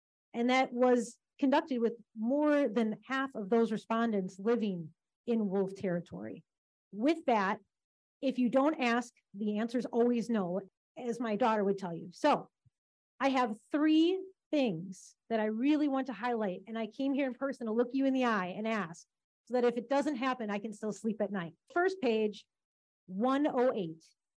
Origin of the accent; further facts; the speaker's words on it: Wisconsin, United States; I'm from Western Waukesha County. I live in the town of Ottawa.